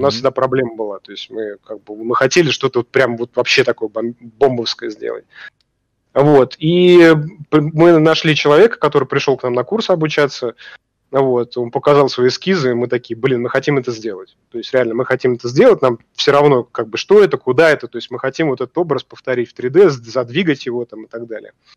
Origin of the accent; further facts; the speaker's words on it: Russia; мы из России